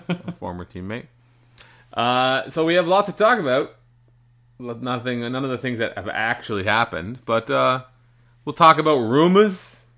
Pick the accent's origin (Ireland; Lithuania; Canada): Canada; We're Canadian.